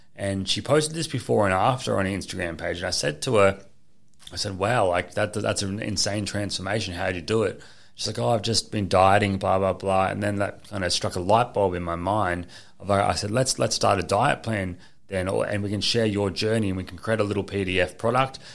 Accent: Gold Coast, Queensland, Australia; I was born here on the Gold Coast. I went to school here

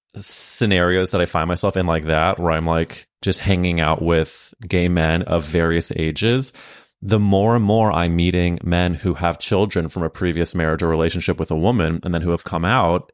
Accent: St. Louis, Missouri, United States; we grew up in St. Louis at different times

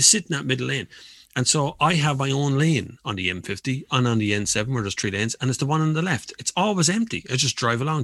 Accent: Kildare, Leinster, Ireland; my hometown used to be Kildare Town

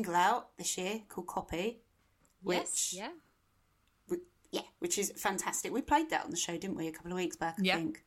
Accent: United Kingdom; we're British

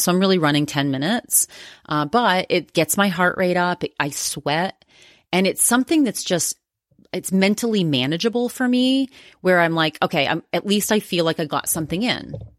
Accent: Maine, United States; moved away; also born or lived in Massachusetts; I grew up in Maine, in rural Maine

